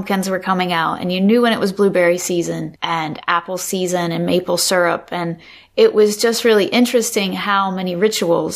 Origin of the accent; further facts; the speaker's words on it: North Carolina, United States; moved away; also born or lived in Michigan / Maine; I was born in North Carolina. I grew up in North Carolina.